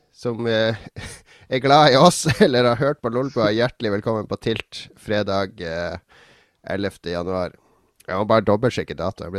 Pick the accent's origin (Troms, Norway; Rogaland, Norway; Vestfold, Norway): Troms, Norway; Harstad; moved away; når jeg flytta fra Harstad, så reiste hjem til Harstad i jula